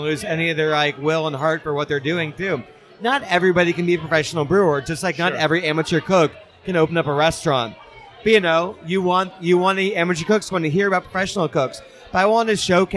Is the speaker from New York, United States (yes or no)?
no; Ohio, United States; I grew up in Ohio